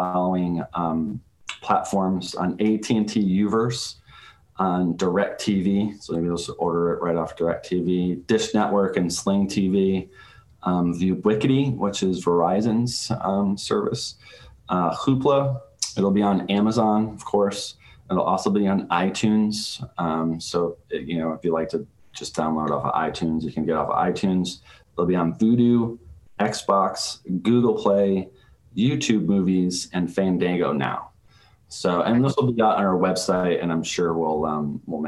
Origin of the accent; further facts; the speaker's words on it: Saratoga Springs, New York, United States; my hometown of Saratoga Springs, New York, in upstate New York